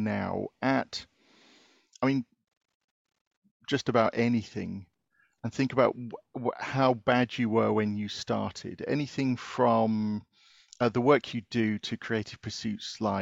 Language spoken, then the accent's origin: English; United Kingdom; from being British